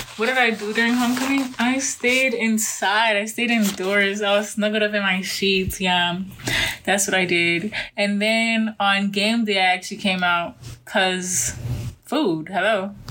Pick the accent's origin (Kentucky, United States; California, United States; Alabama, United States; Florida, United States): Florida, United States; Miami; I'm from Miami, Florida